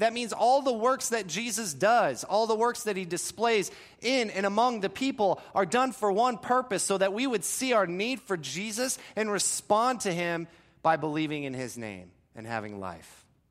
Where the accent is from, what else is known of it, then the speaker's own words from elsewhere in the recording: Florida, United States; I grew up in Florida